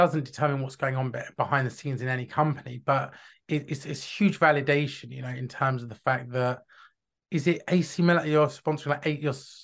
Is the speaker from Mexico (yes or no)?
no; London, United Kingdom; I grew up in North London